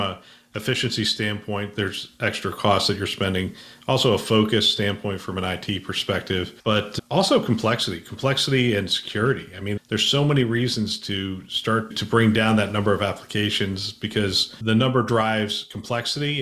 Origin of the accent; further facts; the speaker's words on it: Bethlehem, Pennsylvania, United States; I grew up in Bethlehem, Pennsylvania